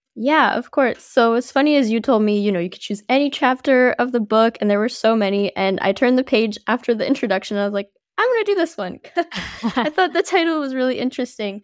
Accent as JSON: {"language": "English", "region": "New Jersey", "country": "United States", "tie": "born or raised there", "also_born_or_lived": "Paris, France", "lives_now": "Boston, United States", "said": "so I'm originally from Paris, France. I moved to New Jersey when I was five years old"}